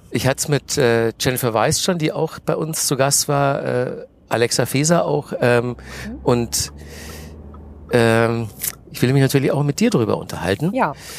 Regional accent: Manching, Bavaria, Germany; moved away as an adult; also born or lived in Nuremberg / Cologne / Munich; now in Berlin, Germany; Groß geworden bin ich in, in der Nähe von Ingolstadt. Das ist ein kleines Dorf, das heißt Manching, so zehn Kilometer von Ingolstadt entfernt. Und da habe ich bis zum Abi gewohnt

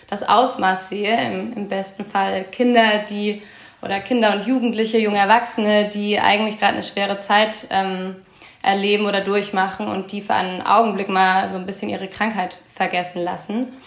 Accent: Bavaria, Germany; now in Hamburg, Germany; Ich komme ursprünglich aus der Nähe von Würzburg. Bin jetzt seit äh, gut sechs Jahren in Hamburg.

